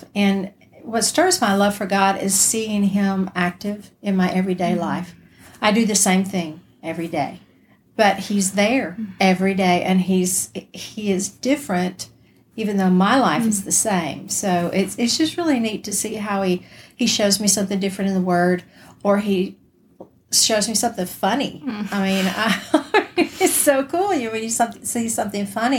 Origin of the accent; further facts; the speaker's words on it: Alabama, United States; now in Georgia, United States; I grew up in Alabama, moved all over the place. I live now in Georgia